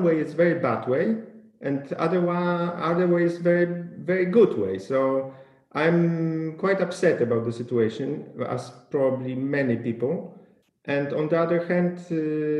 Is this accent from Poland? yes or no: yes; Poland; my hometown in Poland